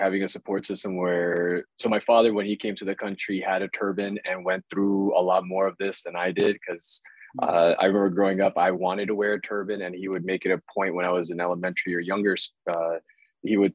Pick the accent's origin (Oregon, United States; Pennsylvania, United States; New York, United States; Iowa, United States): Iowa, United States; I grew up in Iowa